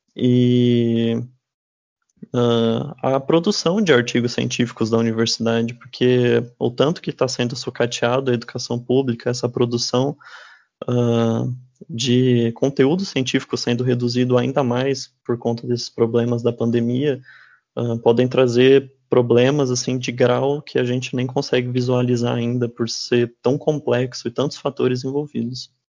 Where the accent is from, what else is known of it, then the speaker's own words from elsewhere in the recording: interior of São Paulo, Brazil; moved away as an adult; now in Dourados, Brazil; eu mesmo não sou aqui de Dourados, eu sou do interior de São Paulo